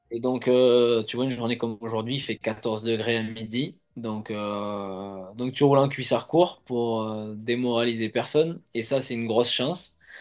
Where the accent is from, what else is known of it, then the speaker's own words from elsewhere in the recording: Provence-Alpes-Côte d'Azur, France; now in Nice, France; là où j'ai grandi